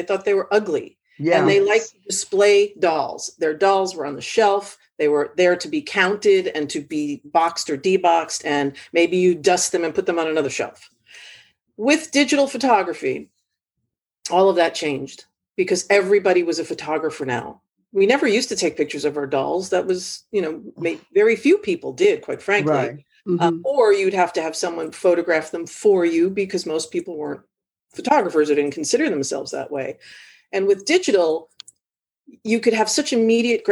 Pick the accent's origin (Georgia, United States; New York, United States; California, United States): New York, United States; New York City; Brought out the Bronx in me